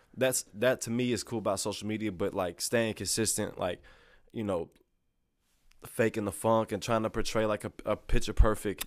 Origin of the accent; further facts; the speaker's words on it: Lexington, Missouri, United States; I grew up, like, in Lexington, Missouri.